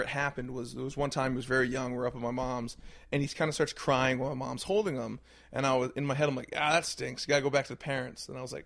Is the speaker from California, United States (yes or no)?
no; Brunswick, Maine, United States; I grew up in Brunswick, Maine. Okay. I was born and raised right there.